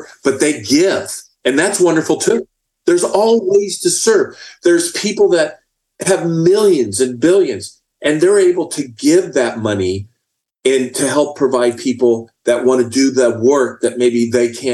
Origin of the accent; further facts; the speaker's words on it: Indiana, United States; now in Texas, United States; as a young child growing up in Indiana